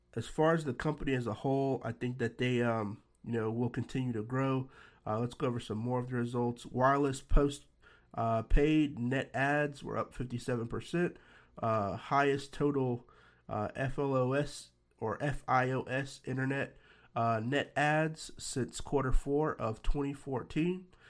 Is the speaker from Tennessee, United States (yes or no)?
yes; Nashville, Tennessee, United States; my hometown, Nashville, Tennessee